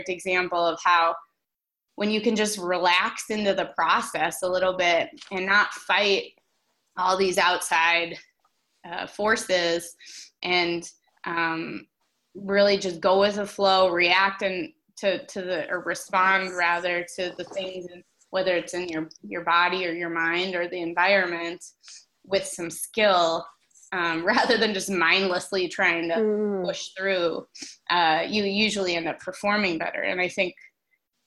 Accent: Minneapolis, Minnesota, United States; Twin Cities Marathon for fun. You know, it's my hometown race

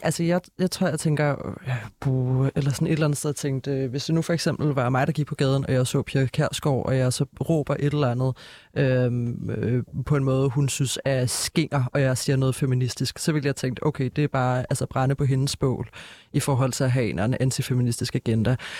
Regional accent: Copenhagen, Capital Region of Denmark, Denmark; jeg er jo altså, født og opvokset her i København

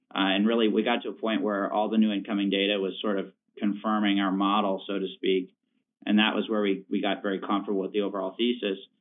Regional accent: Richmond, Virginia, United States; I'm from Richmond, Virginia

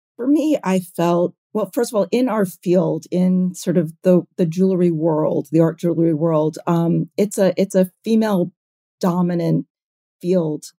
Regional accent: New York City, New York, United States; I grew up in New York City.

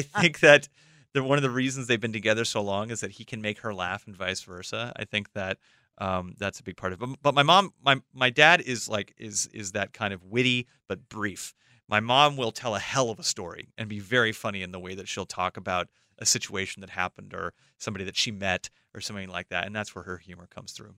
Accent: Los Angeles, California, United States; I grew up in Los Angeles

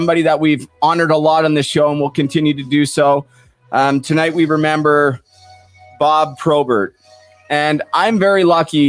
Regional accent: Port Coquitlam, British Columbia, Canada; Growing up in Port Coquitlam throughout the 1990s

